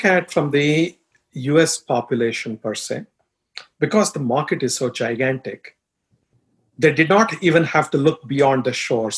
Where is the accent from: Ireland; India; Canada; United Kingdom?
India; first language Telugu; English is a second language; moved away as an adult; also born or lived in Dubai; now in United States; I'm from India, as you can tell from my accent and looks